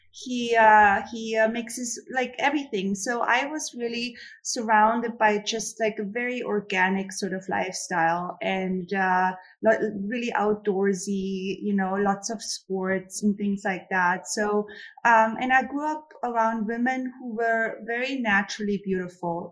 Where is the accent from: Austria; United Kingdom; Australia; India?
Austria; moved away; I am born and raised in Austria in a very small town. It's a mountain town, mountain region town close to Salzburg, Kitzbühel